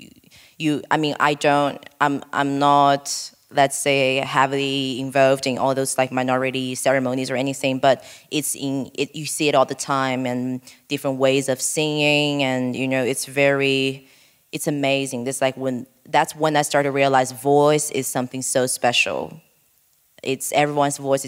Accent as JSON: {"language": "English", "town": "Guiyang", "region": "Guizhou", "country": "China", "tie": "born or raised there", "moved": "yes", "said": "monkeys in my hometown"}